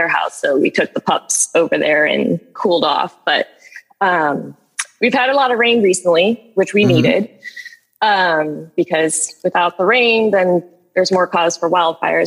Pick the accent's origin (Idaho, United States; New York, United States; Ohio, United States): Ohio, United States; Wickliffe; moved away as an adult; now in Seattle, United States; I grew up in Wycliffe, Ohio. I absolutely love my hometown